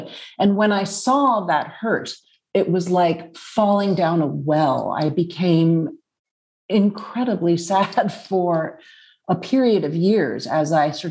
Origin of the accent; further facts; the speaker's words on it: New York City, New York, United States; I grew up in Manhattan